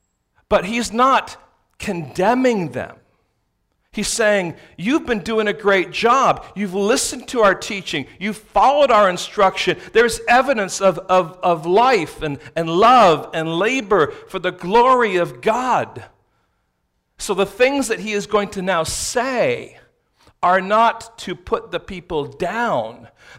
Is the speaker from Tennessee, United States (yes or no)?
no; San Francisco, California, United States; if someone asks you, where are you from? We're from San Francisco.